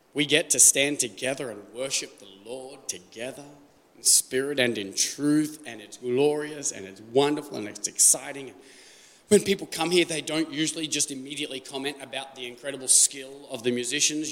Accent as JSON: {"language": "English", "country": "Australia", "moved": "as an adult", "lives_now": "United States", "said": "I'm Australian"}